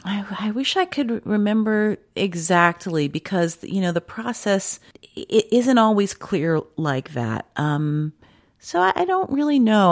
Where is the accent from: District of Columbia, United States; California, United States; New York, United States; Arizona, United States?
District of Columbia, United States; Washington; moved away; I grew up in Washington, D C, and it didn't get cold like that.